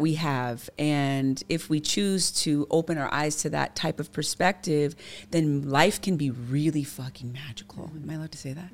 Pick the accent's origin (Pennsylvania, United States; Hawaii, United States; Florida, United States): Hawaii, United States; Kailua; my environment growing up in Kailua specifically really played a huge foundational role